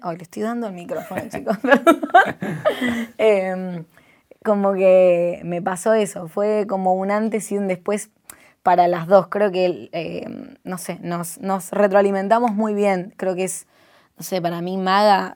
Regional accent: Lanús, Buenos Aires Province, Argentina; vengo del barrio de Lanús

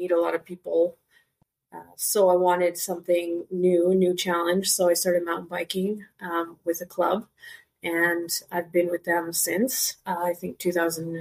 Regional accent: Canada; moved away as an adult; now in Curaçao; I was born and raised in Canada, but moved to Curaçao

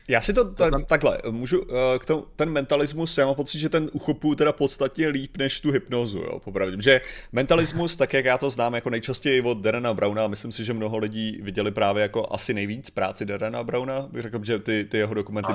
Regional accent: Chodov, Karlovy Vary Region, Czechia; v mém rodném městě

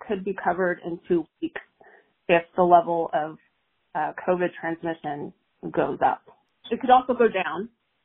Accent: Texas, United States; I am a Texan myself

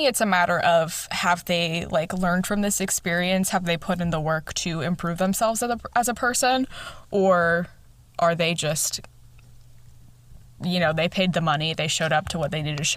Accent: Chicago, Illinois, United States; accent: Chicagoan; my Chicagoan accent comes out

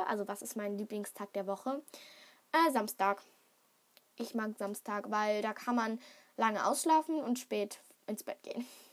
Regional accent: Germany; ich bin in Deutschland geboren

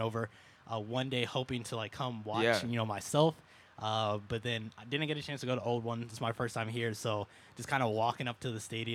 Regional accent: Toledo, Ohio, United States; moved away as an adult; also born or lived in Detroit; now in Chicago, United States; Originally from Ohio

